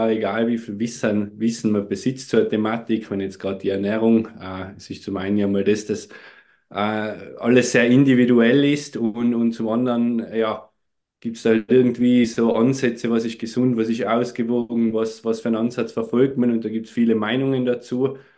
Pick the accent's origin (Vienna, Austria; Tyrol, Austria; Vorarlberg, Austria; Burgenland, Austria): Tyrol, Austria; Wie man unschwer ein wenig erkennen oder hören kann, komme ich aus Tirol, aus Österreich.